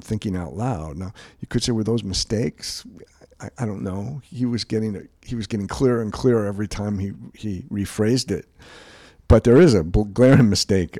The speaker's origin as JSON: {"language": "English", "town": "Cleveland", "region": "Ohio", "country": "United States", "tie": "born or raised there", "moved": "as an adult", "lives_now": "California, United States", "said": "I'm born and raised in Cleveland"}